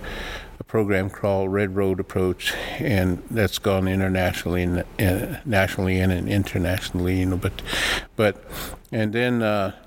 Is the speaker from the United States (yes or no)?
yes; White River, South Dakota, United States; first language Lakota; English is a second language; I grew up in White River, South Dakota